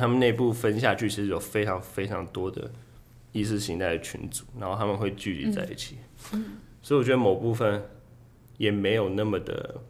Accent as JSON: {"language": "Chinese", "country": "Taiwan", "also_born_or_lived": "New York", "moved": "as an adult", "said": "我就跟他说我是台湾人"}